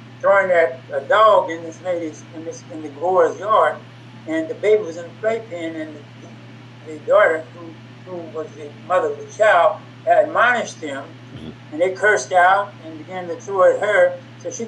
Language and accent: English; Kansas City, Missouri, United States; also born or lived in Little Rock, Arkansas; as a black boy growing up in Kansas City